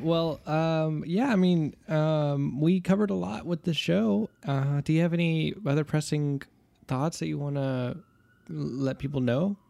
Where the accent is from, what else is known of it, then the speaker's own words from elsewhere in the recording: United States; as an American speaker